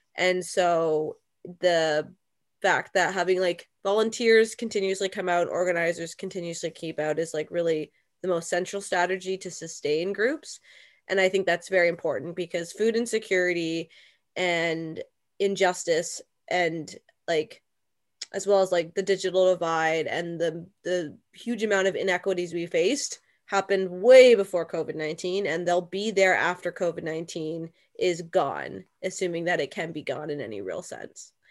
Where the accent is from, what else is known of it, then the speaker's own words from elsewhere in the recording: London, Ontario, Canada; now in Burlington, Canada; But I myself live in Burlington, Ontario, a neighboring city, and I'm from London, Ontario